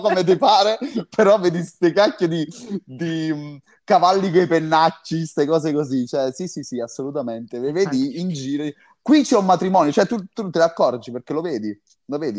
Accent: Campania, Italy; io sono campano

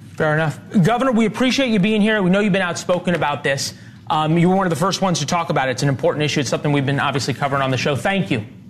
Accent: Missouri, United States; my home state of Missouri

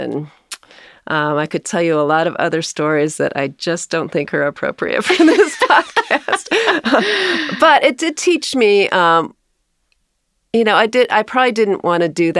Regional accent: South Bend, Indiana, United States; also born or lived in Fort Worth, Texas; I was born in Fort Worth, Texas. I have three brothers, so I'm the third of four. My dad, my parents moved from Texas to South Bend, Indiana when I was five, so

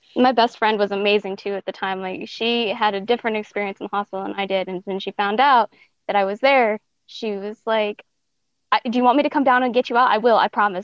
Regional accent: Montana, United States; also born or lived in Denver, Colorado; then she moved up to Montana.

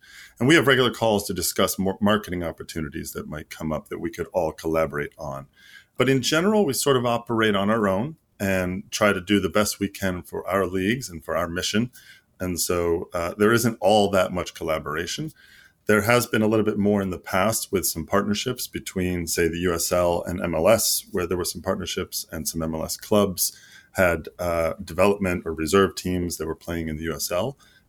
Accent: Greece; So, like, I grew up half in Greece.

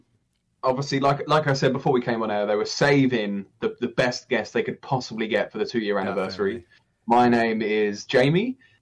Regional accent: England, United Kingdom; I'm from England.

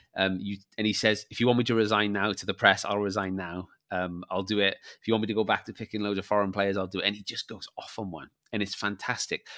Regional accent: Barry, Wales, United Kingdom; I came from Barry and played rugby, my mini rugby team.

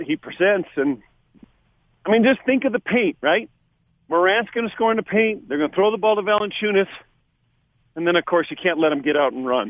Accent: California, United States; I'm from California

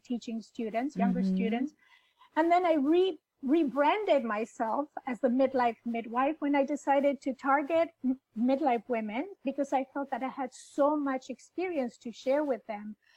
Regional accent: Buenos Aires, Argentina; I was born in Buenos Aires in Argentina

